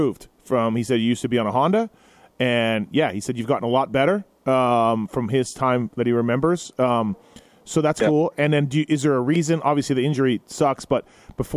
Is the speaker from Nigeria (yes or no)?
no; Canada; me being Canadian